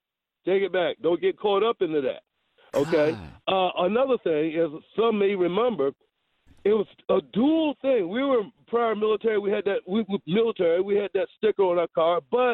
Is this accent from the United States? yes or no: yes; Hampton, Virginia, United States; We're from Hampton, Virginia. We came up to D.C. just to visit my grandmother. We were from Hampton, Virginia. That's where we live.